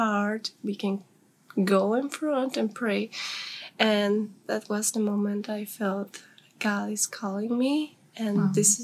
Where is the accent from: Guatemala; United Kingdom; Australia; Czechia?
Guatemala; north; English is a second language; I am from Guatemala. I am from the north